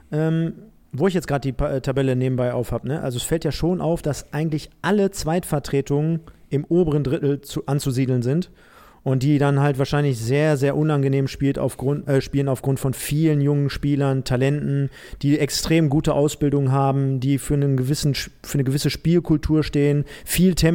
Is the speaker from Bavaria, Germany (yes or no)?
no; Castrop-Rauxel, North Rhine-Westphalia, Germany; born there; Und ich bin geboren in Kastrop Rauxel.